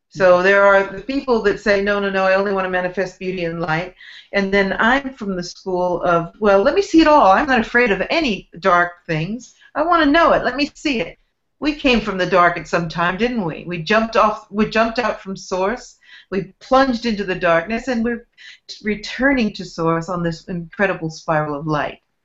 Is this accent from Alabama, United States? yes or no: no; San Francisco Bay Area, California, United States; I grew up in San Francisco Bay Area